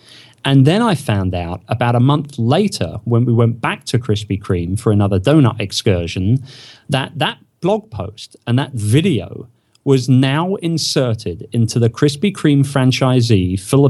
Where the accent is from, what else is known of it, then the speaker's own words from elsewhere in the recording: England, United Kingdom; now in United States; And so I say, I'm English. You know, we're a bit cocky, as you probably know. And I'm in America